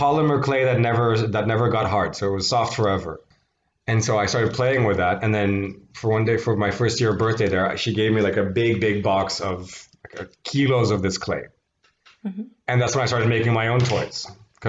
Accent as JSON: {"language": "English", "town": "Paris", "region": "Île-de-France", "country": "France", "tie": "born or raised there", "also_born_or_lived": "Tarzana, Los Angeles, United States", "said": "I grew up in Paris for 10 years"}